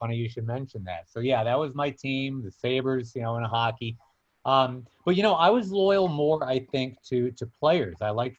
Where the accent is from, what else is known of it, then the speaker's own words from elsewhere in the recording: Rochester, New York, United States; moved away; also born or lived in Baltimore / Detroit; growing up in Rochester, New York.